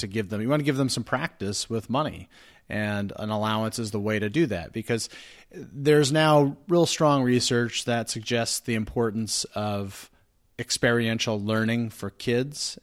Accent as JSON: {"language": "English", "region": "New Jersey", "country": "United States", "said": "I'm from New Jersey"}